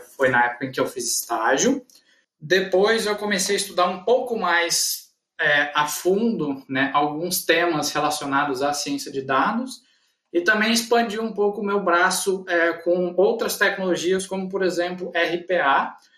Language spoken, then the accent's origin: Portuguese; Guaíra, São Paulo, Brazil; also born or lived in Ribeirão Preto / Uberlândia; Eu sou natural de Guaíra, fica no norte do estado de São Paulo, né? Então, eu nasci aqui, a minha família é natural daqui